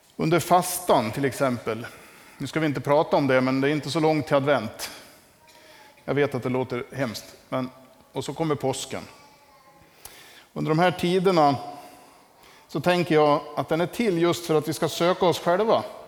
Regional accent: Västerdalarna, Dalarna County, Sweden; moved away; hemma i Västerdalarna

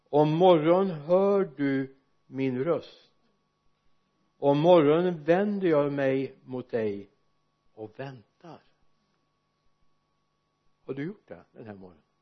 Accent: Sweden; när jag växte upp hemma i Arjesa för många år sedan snart hundra år sedan inte riktigt fullt men bortåt det hållet

